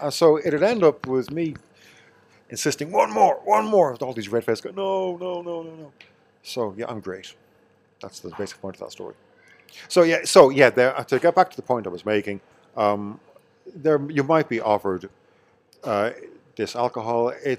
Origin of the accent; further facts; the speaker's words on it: Kells, County Meath, Ireland; No, I'm from Meath.